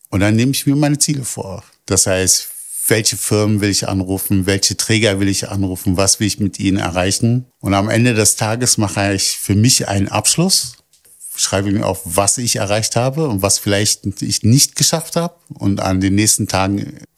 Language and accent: German; Berlin, Germany; Ich bin aus, in Kreuzberg geboren und aufgewachsen.